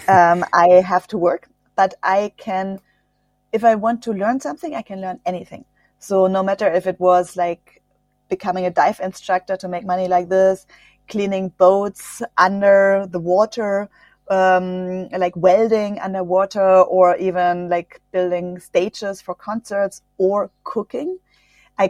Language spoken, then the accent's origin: English; Germany; English is a second language; I grew up near the French border. That's why I'm bilingual. I speak French and German.